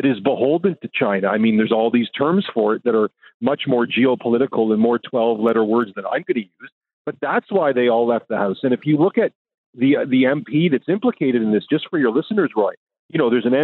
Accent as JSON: {"language": "English", "country": "Canada", "said": "I'm a Canadian"}